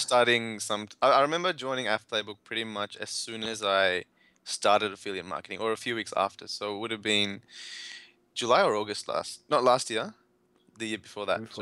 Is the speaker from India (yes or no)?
yes; India; I'm from India